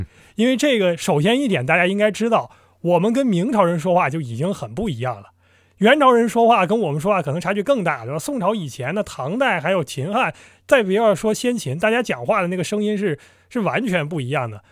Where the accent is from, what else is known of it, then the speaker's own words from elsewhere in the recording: Northeast China, China; 我是东魏人